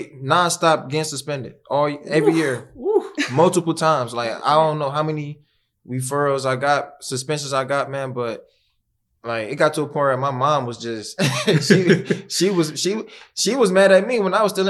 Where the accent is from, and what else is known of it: Cleveland, Ohio, United States; born or raised there